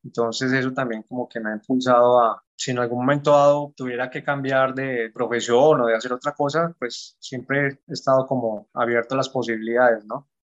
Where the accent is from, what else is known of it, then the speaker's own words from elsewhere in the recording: Garzón, Huila, Colombia; soy colombiano, más exactamente de Garzón, Huila, un pueblo al sur de Colombia.